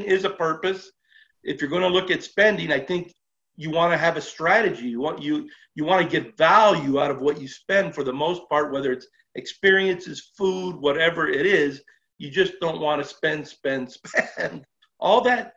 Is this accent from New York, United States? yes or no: no; Los Angeles, California, United States; I was born and raised in Los Angeles